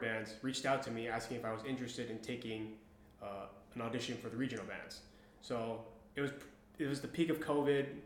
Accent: Honolulu, Hawaii, United States; moved away as an adult; also born or lived in Las Vegas, Nevada / Utah; now in Fort Stewart, Georgia, United States; I was born and raised in Honolulu, Hawaii.

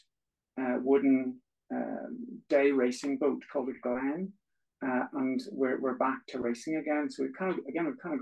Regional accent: Belfast, Northern Ireland, United Kingdom; moved away as an adult; now in Strangford Lough, United Kingdom; born and grown up in Belfast

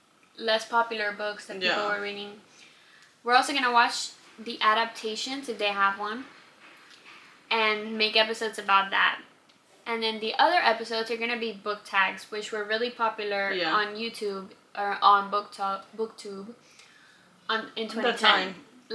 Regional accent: Cuba; English is a second language; now in United States; I grew up in Cuba.

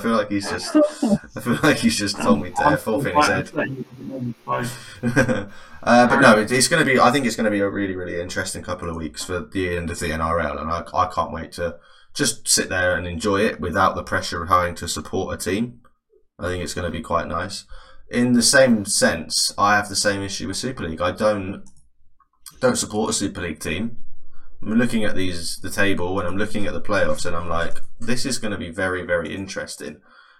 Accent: England, United Kingdom; I think as an Englishman

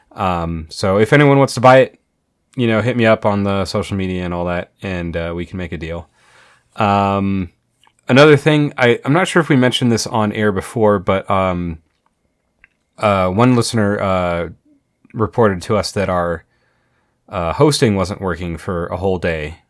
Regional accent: Colorado Springs, Colorado, United States; I grew up in Colorado Springs

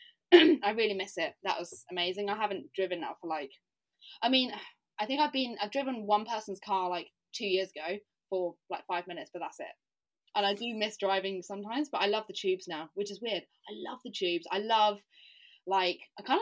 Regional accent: United Kingdom; also born or lived in Southampton; now in London, United Kingdom; I'm from Britain

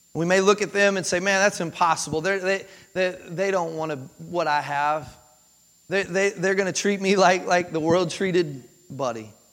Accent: Kentucky, United States; moved away as an adult; also born or lived in Jacksonville, Florida; now in Tennessee, United States; I was born and raised in Kentucky

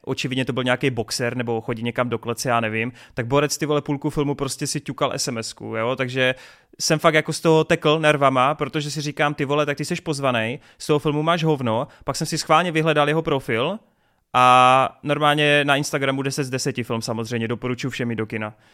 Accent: Brno, South Moravian Region, Czechia; jsem z Brna

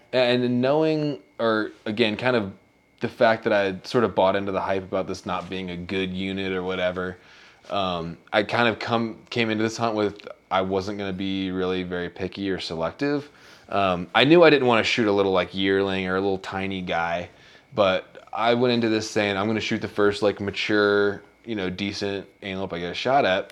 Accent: Virginia, United States; we're both from Virginia

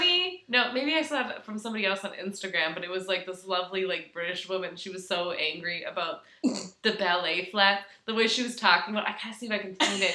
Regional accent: Minnesota, United States; as a Minnesotan

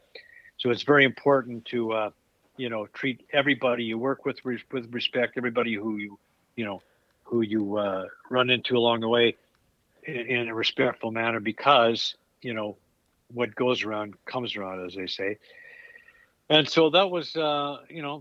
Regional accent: Edmonton, Alberta, Canada; moved away; also born or lived in Toronto; growing up in Edmonton, when I moved to Toronto

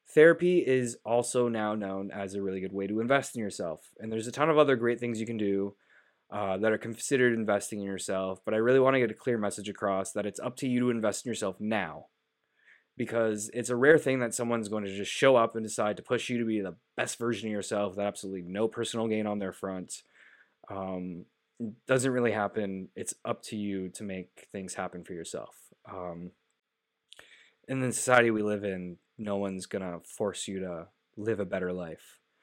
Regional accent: Canada; as a Canadian

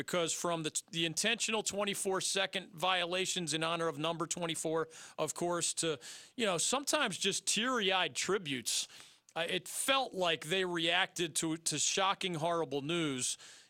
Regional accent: Philadelphia, Pennsylvania, United States; now in North Carolina, United States; I've known him since I was 10 years old growing up in Philly.

